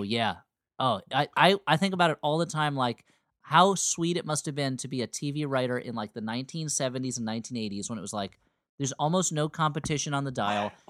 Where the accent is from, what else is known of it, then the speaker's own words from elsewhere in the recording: East Coast, United States; Growing up on the East Coast